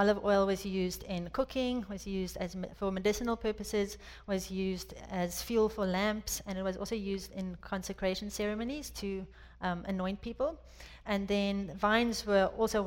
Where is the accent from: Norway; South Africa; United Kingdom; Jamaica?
South Africa; moved away as an adult; also born or lived in France; now in United States; I was born and raised in South Africa